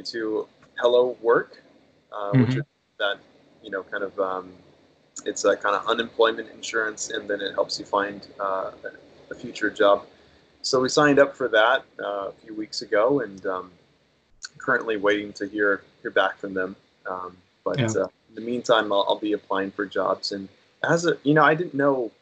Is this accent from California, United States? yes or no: yes; Corona, California, United States; moved away as an adult; also born or lived in Newport Beach, California / Saitama, Japan; now in Tokyo, Japan; I was born and raised in Southern California. My hometown is Riverside County. But my hometown, actually, where I left home was Corona, California.